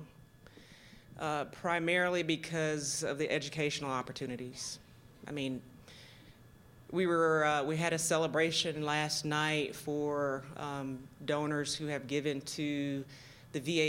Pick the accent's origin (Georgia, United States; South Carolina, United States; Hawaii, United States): Georgia, United States; moved away as an adult; also born or lived in Tallahassee, Florida / Nashville, Tennessee; now in Virginia, United States; I was born and raised in Georgia. You probably can hear